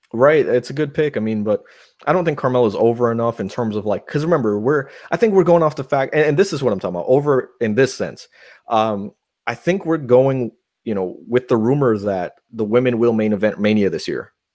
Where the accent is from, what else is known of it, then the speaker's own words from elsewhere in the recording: New York, United States; moved away; I'm a New Yorker.